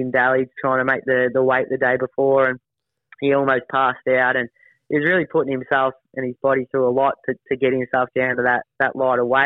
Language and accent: English; Melbourne, Victoria, Australia; I'm obviously a Melbourne boy and grew up in Melbourne